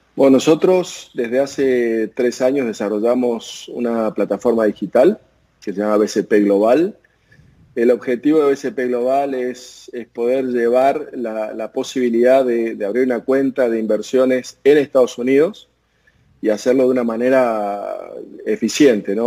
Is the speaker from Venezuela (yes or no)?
no; Argentina; como argentino, latinoamericano